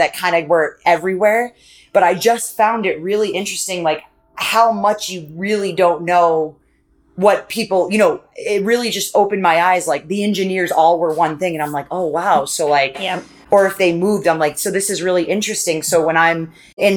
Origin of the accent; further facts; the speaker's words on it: Maine, United States; I grew up in a town in Maine.